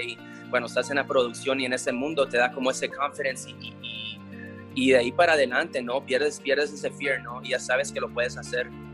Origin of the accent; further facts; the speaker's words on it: Los Angeles, California, United States; yo nací en Los Ángeles, soy la primera generación aquí, mis padres llegaron aquí de Guatemala